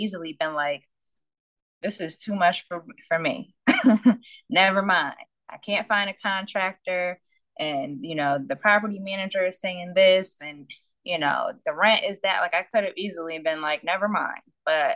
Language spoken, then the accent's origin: English; Connecticut, United States; also born or lived in New York / Washington State; from Connecticut, but I've lived in Washington State and I was born in New York